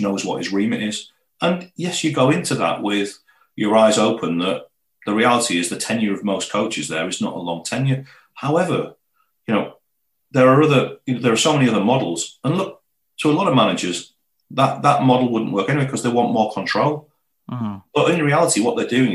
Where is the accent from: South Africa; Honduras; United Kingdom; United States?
United Kingdom; Middlesbrough, North East England; also born or lived in Teesside; I'm from Acklam in Middlesbrough originally